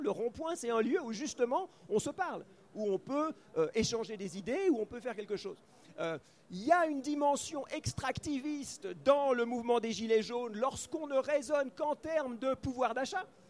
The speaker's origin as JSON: {"language": "French", "country": "Switzerland", "said": "moi je suis suisse, je ne suis pas français"}